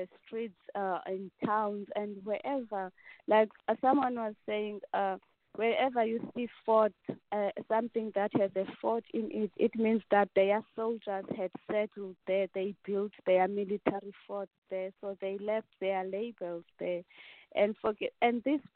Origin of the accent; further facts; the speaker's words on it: King William's Town, Eastern Cape, South Africa; I come from the Eastern Cape, the eastern part of South Africa